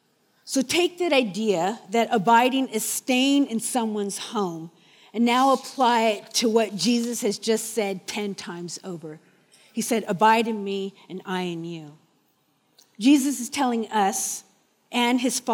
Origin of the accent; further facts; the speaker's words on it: Orange County, California, United States; now in New Zealand; I'm from Orange County, California.